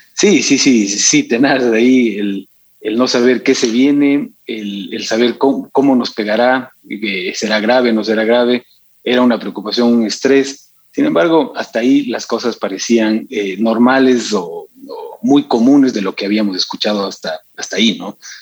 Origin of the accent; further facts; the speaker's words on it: Quito, Pichincha, Ecuador; also born or lived in Cuenca; yo nací acá en Quito, acá en Quito viví